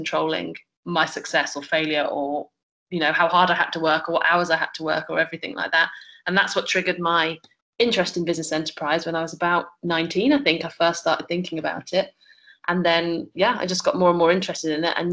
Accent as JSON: {"language": "English", "town": "Birmingham", "region": "West Midlands", "country": "United Kingdom", "also_born_or_lived": "Buckingham", "moved": "as an adult", "lives_now": "Abu Dhabi, United Arab Emirates", "said": "I'm originally from Birmingham, but I've been living in Abu Dhabi for the last 7 years"}